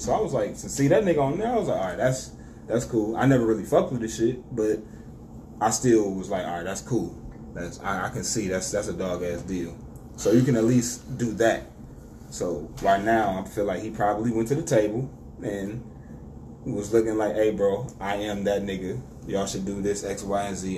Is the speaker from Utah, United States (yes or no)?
no; Detroit, Michigan, United States; I'm from Detroit